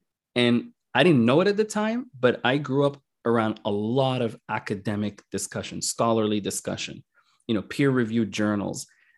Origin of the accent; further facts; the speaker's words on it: Sudan; also born or lived in Kuwait / Qatar; the civil war in Northern Sudan, South Sudan, you know, we're originally from Sudan.